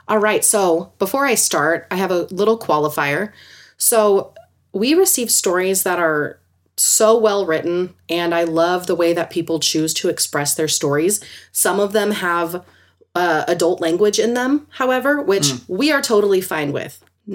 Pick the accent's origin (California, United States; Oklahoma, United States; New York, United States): California, United States; also born or lived in Ely, Nevada; There's plenty of little things that happened in the house I grew up in California, but this story happened as an adult living in rural Nevada.